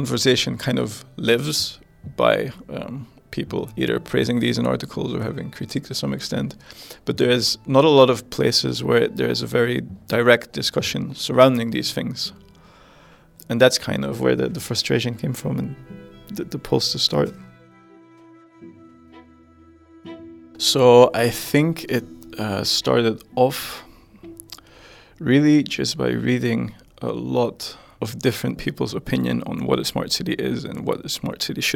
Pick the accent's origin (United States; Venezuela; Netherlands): Netherlands; I come from the Netherlands.